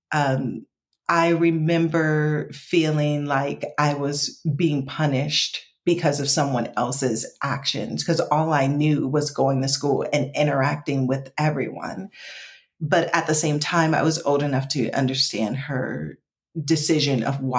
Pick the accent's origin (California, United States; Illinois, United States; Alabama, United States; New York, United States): New York, United States; also born or lived in Atlanta / Detroit; now in Los Angeles, United States; So originally, I'm from New York, born and raised, kind of by way of Atlanta and by way of Detroit.